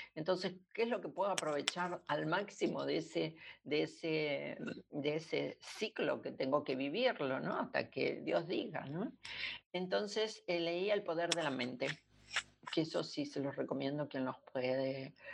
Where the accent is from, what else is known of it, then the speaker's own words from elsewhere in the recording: Argentina; yo soy argentina